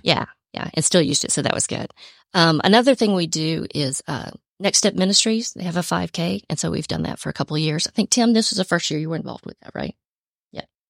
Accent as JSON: {"language": "English", "town": "Atlanta", "region": "Georgia", "country": "United States", "tie": "born or raised there", "also_born_or_lived": "Cobb County, Georgia", "said": "I'm originally from Georgia. Was born and raised in Atlanta, then moved to Cobb County, spent most of my life in Cobb County"}